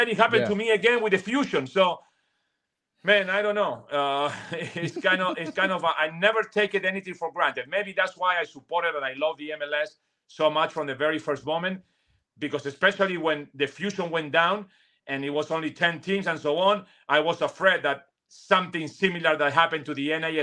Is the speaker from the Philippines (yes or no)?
no; Argentina; English is a second language; moved away as an adult; also born or lived in New York; now in Miami, United States; when I was a teenager all the way until I was 20 in my country, in Argentina